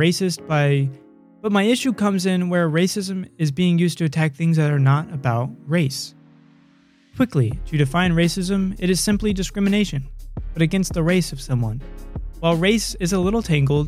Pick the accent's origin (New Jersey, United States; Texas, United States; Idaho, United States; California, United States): Idaho, United States; born in the United States of America within the state of Idaho